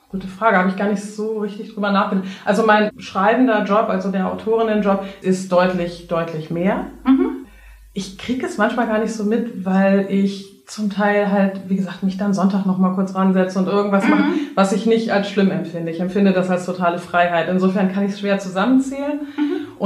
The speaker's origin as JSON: {"language": "German", "country": "Netherlands", "second_language": "German", "said": "ich bin ja Holländer, ne? Und wir hatten, als ich aufgewachsen"}